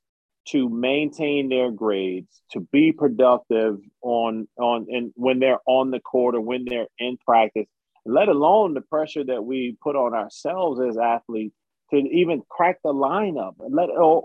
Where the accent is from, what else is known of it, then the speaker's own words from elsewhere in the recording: Chicago, Illinois, United States; I'm from Chicago